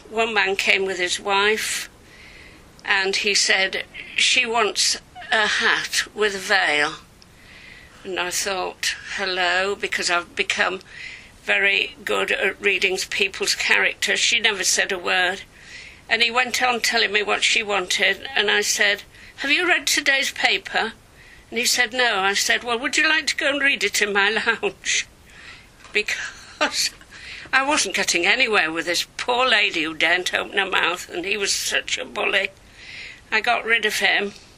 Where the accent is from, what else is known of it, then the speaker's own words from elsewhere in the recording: Leeds, Yorkshire and the Humber, United Kingdom; moved away as an adult; also born or lived in Brussels; now in Datchet, United Kingdom; I'm a Yorkshire girl. I grew up in Leeds, and apart from being at boarding school I spent all my time there.